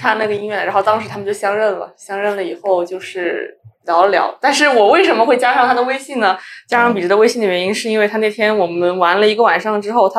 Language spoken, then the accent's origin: Chinese; Kunshan, Jiangsu, China; 我是昆山，我是江苏人